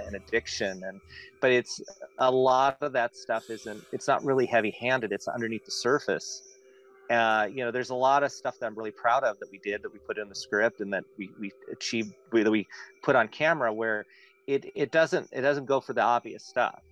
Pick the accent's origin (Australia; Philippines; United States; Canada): United States; Antioch, California; moved away; my hometown in Antioch